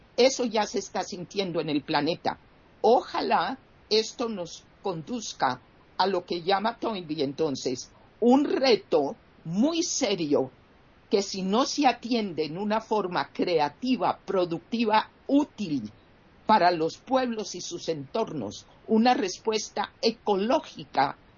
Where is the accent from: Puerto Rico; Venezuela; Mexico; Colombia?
Colombia; en mi país Colombia